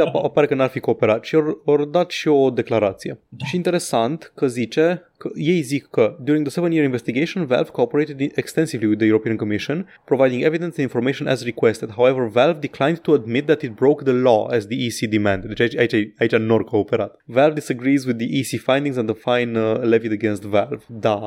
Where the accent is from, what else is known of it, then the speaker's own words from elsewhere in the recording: Romania; sunt din România